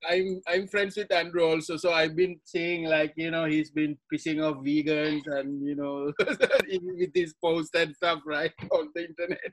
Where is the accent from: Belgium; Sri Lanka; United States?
Sri Lanka; moved away as an adult; as a fan growing up in Sri Lanka